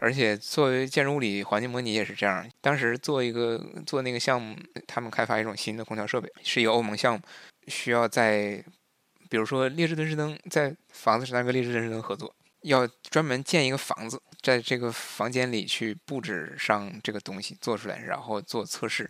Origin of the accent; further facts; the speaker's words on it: China; first language Chinese; moved away as an adult; now in Munich, Germany; 我是一个华人，我，我就是一个华人。然后我母语是汉语